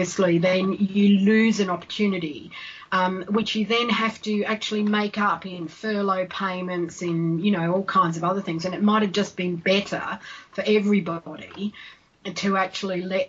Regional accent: Australia; now in United Kingdom; I'm Australian

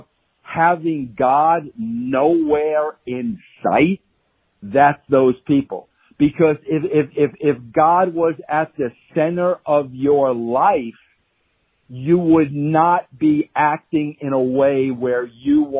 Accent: Long Island, New York, United States; I was from Long Island. We were both Italian

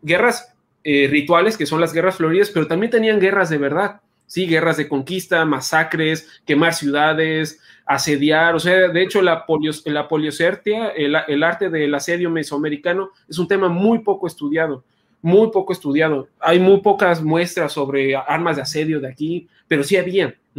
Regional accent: San Luis Potosí, Mexico; now in Yucatán, Mexico; yo soy de San Luis Potosí

